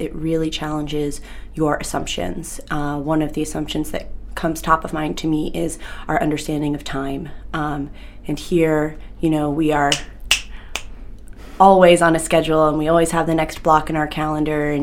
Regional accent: Yarmouth, Maine, United States; living in Yarmouth growing up, I didn't see much else of Maine

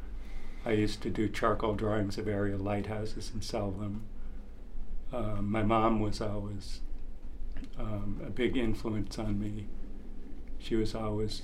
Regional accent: Portland, Maine, United States; also born or lived in Farmington, Maine / Bennington, Vermont; I was born about 3 miles from here in Portland

